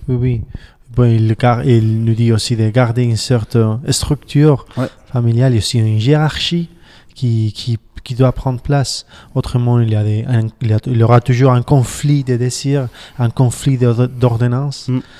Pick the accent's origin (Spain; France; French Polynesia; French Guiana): Spain; Barcelona, Catalonia; J'ai 40 ans et puis j'habite à Barcelone